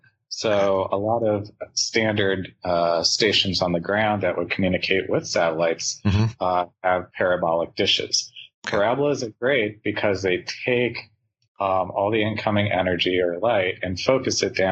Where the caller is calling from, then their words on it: Tucson, Arizona, United States; I'm actually calling in from Tucson, Arizona.